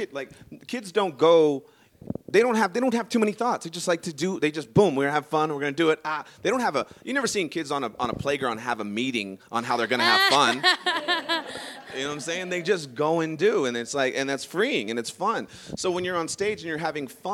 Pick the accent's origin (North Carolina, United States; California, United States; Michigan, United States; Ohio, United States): California, United States; Sacramento; I'm from Sacramento. I am not from San Francisco.